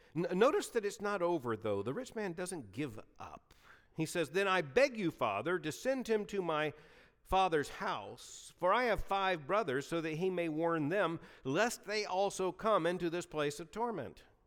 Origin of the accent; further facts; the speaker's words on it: Lakeland, Florida, United States; moved away; The church I grew up in in Lakeland, Florida